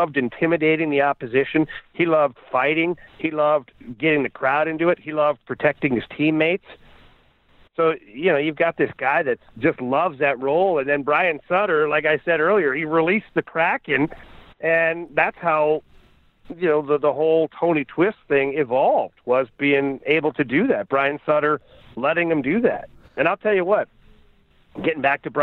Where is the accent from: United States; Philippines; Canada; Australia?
Canada; Ottawa, Ontario; myself and Jeff Brown as partners because we're both from Ottawa